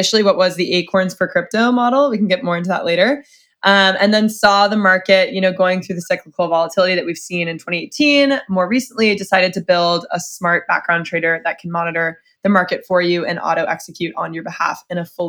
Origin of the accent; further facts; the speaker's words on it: Dallas, Texas, United States; moved away; I'm from Dallas, Texas originally.